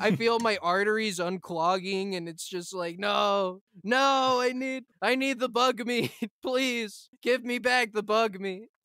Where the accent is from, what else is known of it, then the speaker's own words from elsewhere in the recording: United States; moved away; as an American